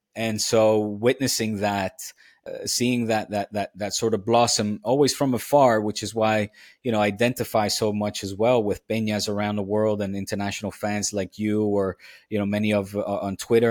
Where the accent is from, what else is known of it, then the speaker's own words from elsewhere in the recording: The Hague, South Holland, Netherlands; now in Catalonia, Spain; I grew up in Den Haag